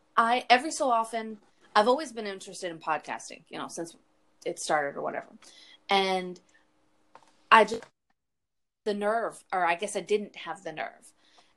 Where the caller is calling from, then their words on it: Texas, United States; I'm in Texas.